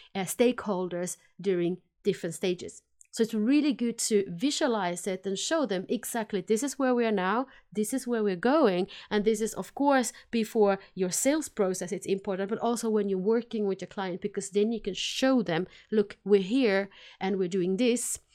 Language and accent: English; Finland; accent: combination of Finnish and Swedish; English is a second language; now in Sweden; I am based in Sweden. I am from Finland originally, so that's why my funny accent is a combination of Finnish and Swedish